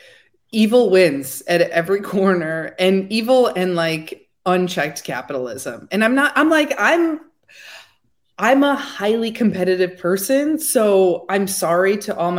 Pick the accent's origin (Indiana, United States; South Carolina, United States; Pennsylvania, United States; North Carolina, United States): Indiana, United States; I'm from a really small town in Indiana.